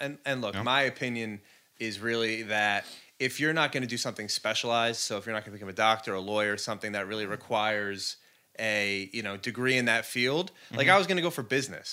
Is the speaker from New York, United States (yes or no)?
yes; LaGrange, New York, United States; also born or lived in Mahopac, New York / Wappingers Falls, New York; born and raised in the Hudson Valley, so moved up to LaGrange from Mayapack when I was like 4 years old